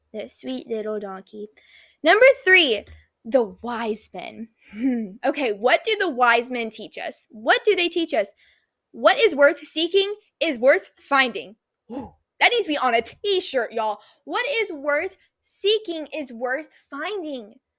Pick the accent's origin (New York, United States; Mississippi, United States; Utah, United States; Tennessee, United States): Tennessee, United States; Nashville; now in Orlando, United States; I was born in Nashville